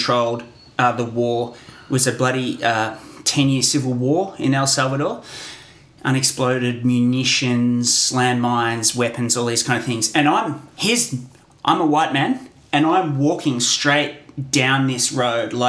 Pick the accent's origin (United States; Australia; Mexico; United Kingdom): Australia